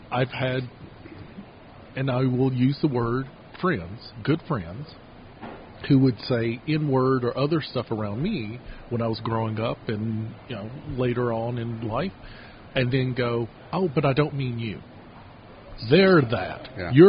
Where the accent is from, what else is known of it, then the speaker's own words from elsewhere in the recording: the South, United States; not just because I'm a Southerner and that's just our Gentile way.